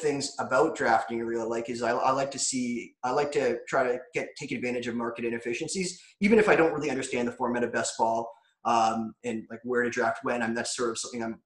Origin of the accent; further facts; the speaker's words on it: about an hour south of Toronto, Ontario, Canada; I'm from Toronto. I'm not really from Toronto, but I'm about an hour south of Toronto.